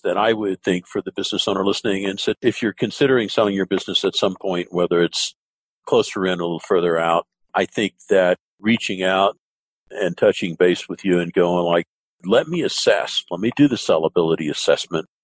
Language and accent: English; the South, United States; I grew up in the South